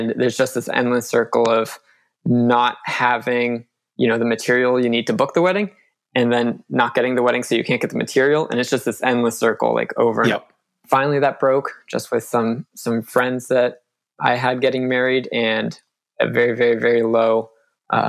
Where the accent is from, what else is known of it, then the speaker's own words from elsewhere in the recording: Northern Virginia, United States; moved away as an adult; now in North Carolina, United States; I was born and raised in Northern Virginia